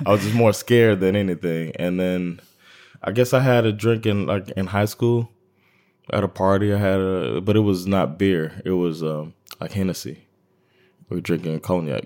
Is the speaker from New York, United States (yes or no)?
no; Miami, Florida, United States; moved away; I'm from Miami, Florida, and Miami is its own thing